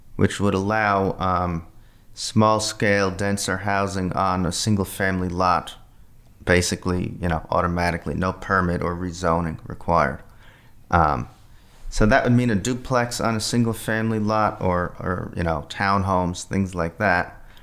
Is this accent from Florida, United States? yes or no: no; Flemington, New Jersey, United States; moved away; my, my hometown, Flemington, New Jersey, in, in, uh, central New Jersey